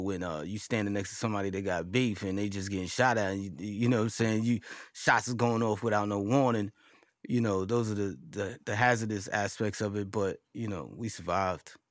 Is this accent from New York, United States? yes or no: yes; New York City, New York, United States; also born or lived in Marcy Projects, Brooklyn; growing up in Queensbridge